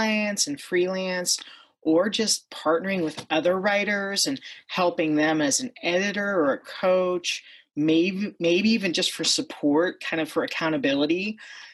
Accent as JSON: {"language": "English", "region": "Ohio", "country": "United States", "tie": "born or raised there", "said": "I grew up in Ohio, and I currently live in Ohio, near Akron, Ohio"}